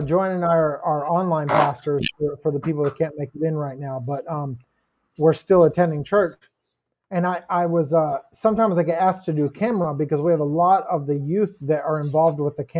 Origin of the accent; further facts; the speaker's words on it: Pennsylvania, United States; I'm from Pennsylvania. We used to go up to actually Quebec